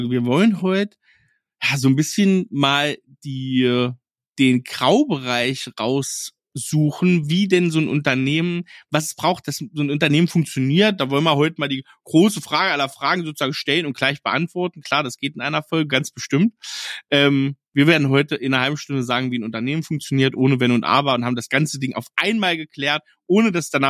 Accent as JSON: {"language": "German", "region": "Saxony", "country": "Germany", "said": "bei uns in Sachsen"}